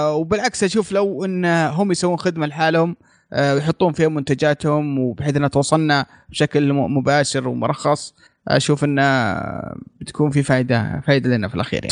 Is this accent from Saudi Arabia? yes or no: yes; Saudi Arabia; هنا عندنا في السعوديه